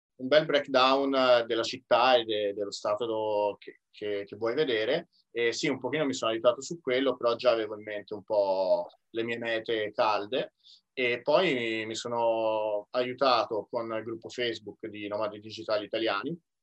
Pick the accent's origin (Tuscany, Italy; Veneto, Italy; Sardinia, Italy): Tuscany, Italy; moved away as an adult; also born or lived in Milan; ho comprato casa in Toscana nel mio paese natale